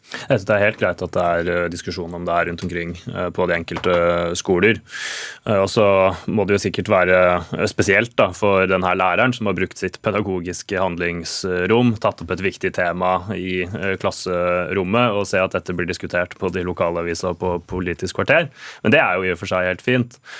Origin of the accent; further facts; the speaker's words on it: Sarpsborg, Østfold, Norway; min hjemby Sarpsborg